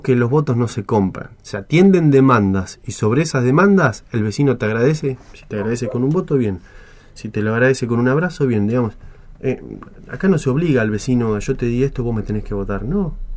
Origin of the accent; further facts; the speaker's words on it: Argentina; cuando digo nosotros, digo como argentinos